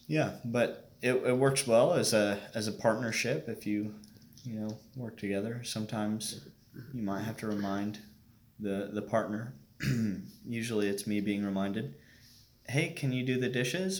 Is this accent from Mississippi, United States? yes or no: no; Bainbridge, Indiana, United States; I am from a, a small town out uh, west of Indianapolis, Bainbridge